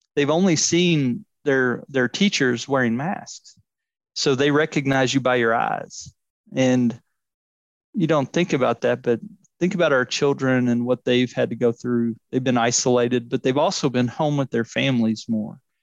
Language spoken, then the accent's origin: English; Louisville, Kentucky, United States; I'm from Louisville originally, um, and I grew up playing